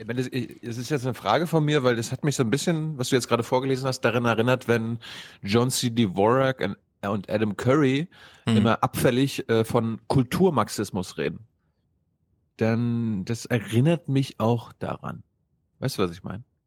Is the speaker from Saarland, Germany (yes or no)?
no; Berlin, Germany; als Berliner